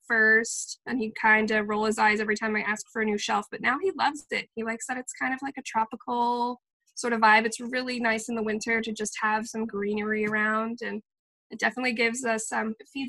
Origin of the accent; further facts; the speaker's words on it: California, United States; now in Minnesota, United States; I'm from California